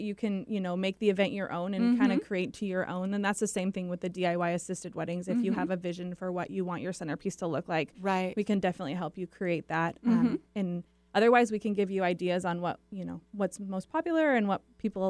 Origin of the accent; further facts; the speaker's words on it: Seattle, Washington, United States; also born or lived in Michigan; Well, technically, I was born in Michigan, but I moved to Seattle when I was